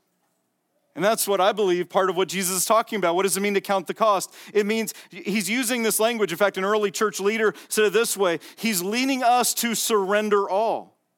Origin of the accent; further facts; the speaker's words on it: Las Vegas, Nevada, United States; I'm from Vegas